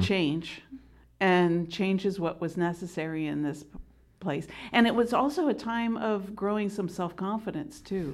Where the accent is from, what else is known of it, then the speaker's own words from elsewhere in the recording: Delaware, United States; also born or lived in Pennsylvania; I am from Delaware